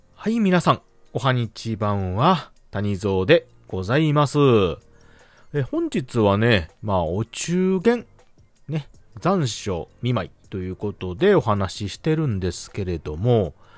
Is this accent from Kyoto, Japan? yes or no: no; Hyogo, Japan; うちの地元ではあの、そうめん